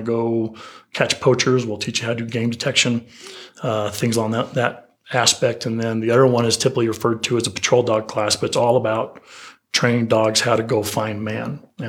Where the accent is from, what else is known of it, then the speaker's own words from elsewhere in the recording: Utah, United States; I'm from Utah, so shout out to the Wasatch.